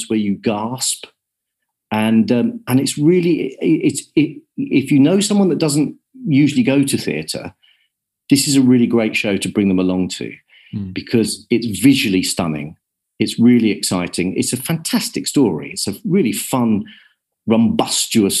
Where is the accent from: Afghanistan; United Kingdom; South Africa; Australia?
United Kingdom; Kent, South East England; I was brought up in Kent